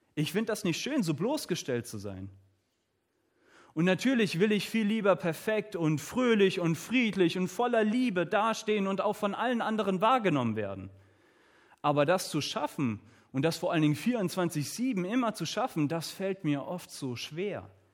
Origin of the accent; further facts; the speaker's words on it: Southern Germany, Germany; Ich komme hier aus dem Süden von Deutschland.